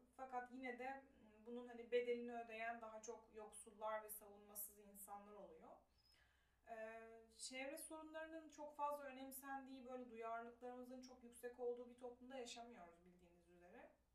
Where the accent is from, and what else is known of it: Turkey